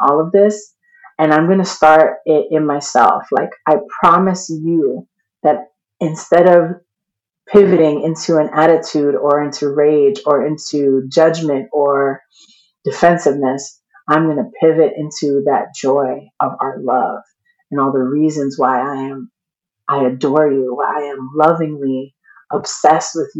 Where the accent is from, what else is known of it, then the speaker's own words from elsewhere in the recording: New York, United States; I'm from New York and we do not grow up believing in joy. We grow up ready to fight